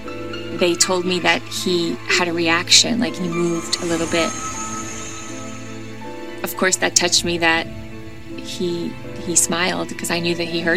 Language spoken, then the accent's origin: English; the South, United States; I am from the South.